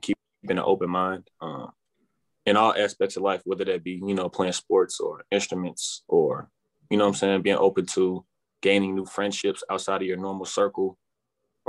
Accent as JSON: {"language": "English", "town": "St. Louis", "region": "Missouri", "country": "United States", "tie": "born or raised there", "said": "I grew up in North St. Louis, Missouri"}